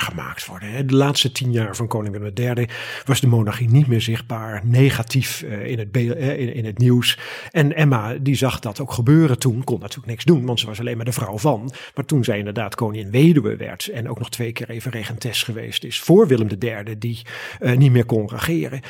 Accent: Netherlands; Wij zijn Hollanders van de menselijke maat, de menselijke schaal

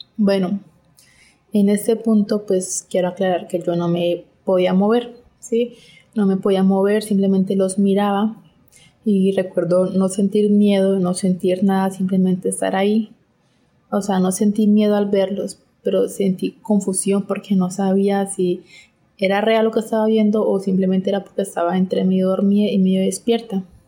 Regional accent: Colombia; Soy de Colombia

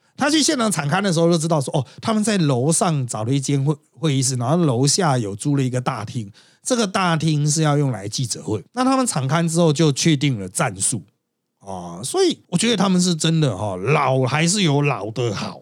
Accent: Miaoli County, Taiwan; also born or lived in Tongxiao; 因为我苗栗人

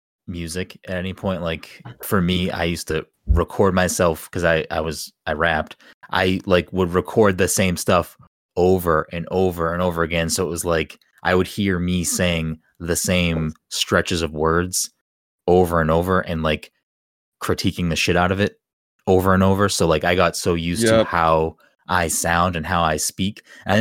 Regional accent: Boston, Massachusetts, United States; accent: Boston; The only time my Boston accent comes out is if I swear or if I'm like angry or yelling.

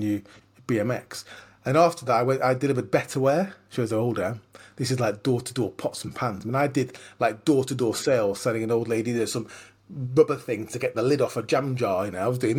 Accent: Lancashire, North West England, United Kingdom; I grew up in Lancashire.

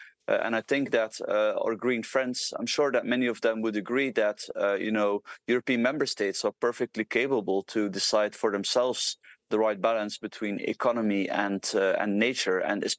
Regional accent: Belgium; moved away; I'm from Belgium originally

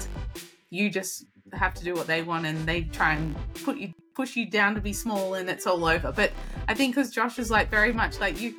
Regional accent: Australia; moved away; I am Australian, my husband's Californian

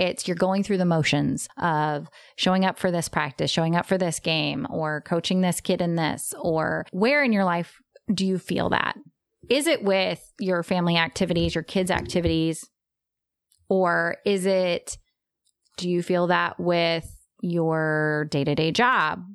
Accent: Texas, United States; I'm from Texas

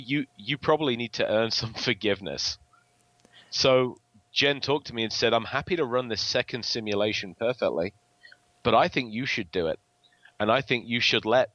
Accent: England, United Kingdom; accent: English; my English accent

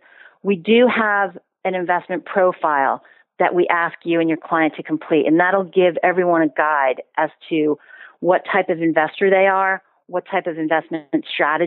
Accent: Boston, Massachusetts, United States; moved away as an adult; now in United Kingdom; I'm from Boston.

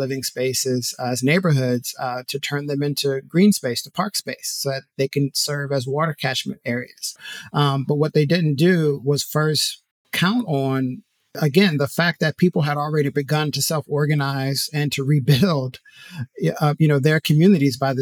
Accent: Morgan City, Louisiana, United States; also born or lived in New Orleans, Louisiana; I am originally from South Louisiana, was born in Morgan City, Louisiana.

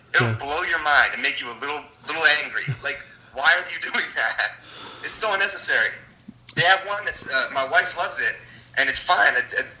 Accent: Akron, Ohio, United States; I'm from Akron.

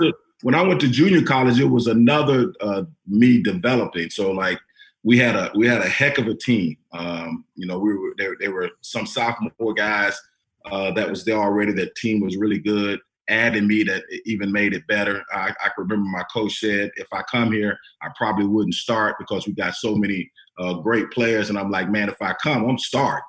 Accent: Florida, United States; I'm from Florida, bro. It's hot as ah. heck out there.

